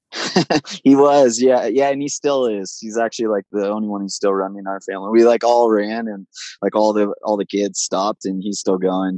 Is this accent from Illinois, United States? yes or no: no; Big Bear Lake, California, United States; my hometown, Big Bear Lake in Southern California